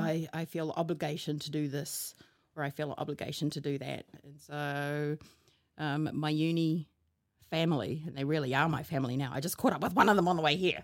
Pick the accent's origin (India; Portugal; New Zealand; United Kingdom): New Zealand; Hamilton, Waikato; also born or lived in Wellington; I come from Hamilton because this is where most of my life was lived, even though, uh, I was born in Wellington